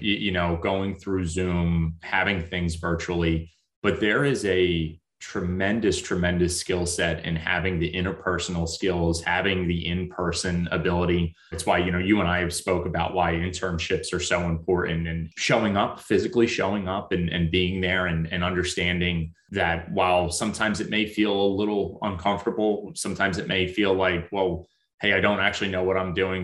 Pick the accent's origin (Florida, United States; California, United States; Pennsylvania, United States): Pennsylvania, United States; Philadelphia; I grew up in Mayfair